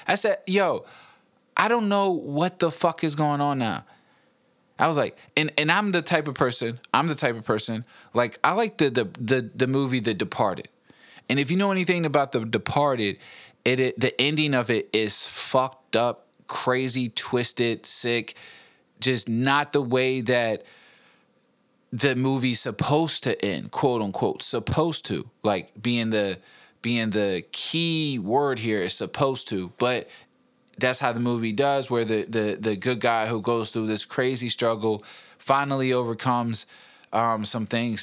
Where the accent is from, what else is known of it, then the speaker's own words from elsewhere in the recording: East End, Henrico, Virginia, United States; also born or lived in West End, Henrico; I grew up in the East End, Henrico, which is, like, uh, you know, kinda ghetto.